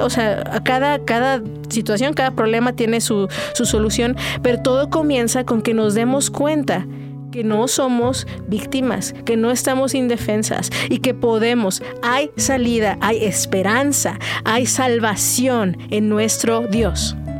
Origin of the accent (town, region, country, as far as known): Mexico